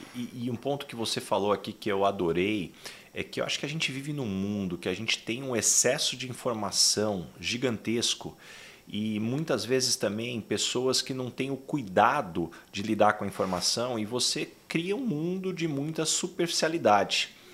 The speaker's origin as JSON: {"language": "Portuguese", "town": "São José do Rio Preto", "region": "São Paulo", "country": "Brazil", "said": "eu sou de São José do Rio Preto"}